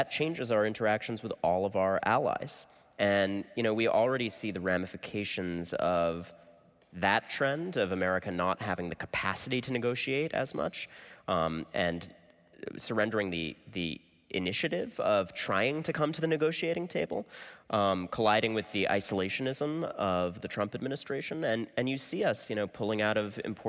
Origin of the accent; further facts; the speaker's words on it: United States; as an American